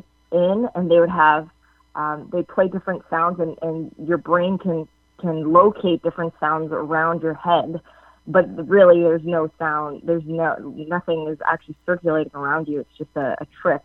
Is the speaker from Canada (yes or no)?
yes; Canada; I'm Canadian